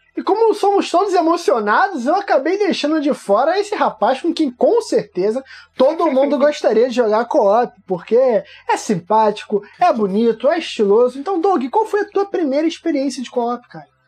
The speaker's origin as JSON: {"language": "Portuguese", "town": "São João de Meriti", "region": "Rio de Janeiro", "country": "Brazil", "said": "eu sou também de São João do Meriti, não é pequeno, mas é afastado."}